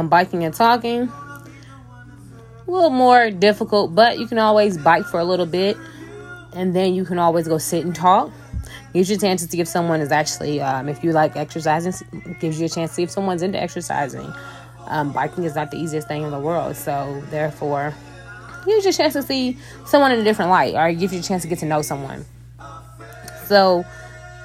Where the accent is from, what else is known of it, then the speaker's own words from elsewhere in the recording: Louisville, Kentucky, United States; I'm from Louisville, Kentucky